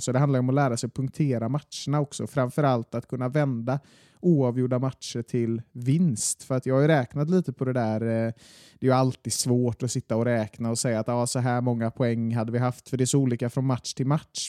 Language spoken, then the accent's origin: Swedish; Gothenburg, Västra Götaland, Sweden; jag är från Masthugget